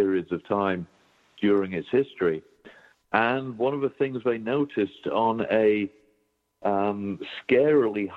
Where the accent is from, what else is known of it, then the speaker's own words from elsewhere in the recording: United Kingdom; moved away; as a Brit